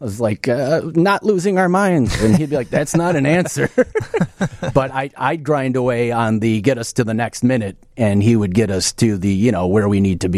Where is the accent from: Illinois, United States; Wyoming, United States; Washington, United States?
Illinois, United States; Oak Park; also born or lived in Chicago; Yeah. I was Oak Park up until maybe high school or something. Then just Chicago since then.